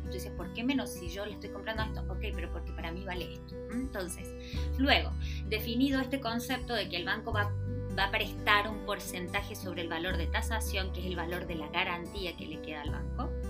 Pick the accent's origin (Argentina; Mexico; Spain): Argentina; moved away as an adult; now in Chile; soy una mujer argentina que lleva 18 años en Chile ya